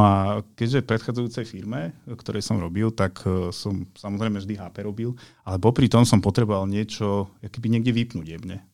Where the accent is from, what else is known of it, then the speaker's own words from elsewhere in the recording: eastern Slovakia, Slovakia; u nás na východe, keď som vyrastal